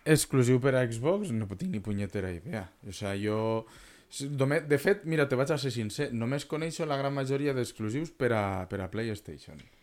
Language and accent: Catalan; Vinaròs and Benicarló, Valencian Community, Spain; nosaltres som de Vinaròs i Benicarló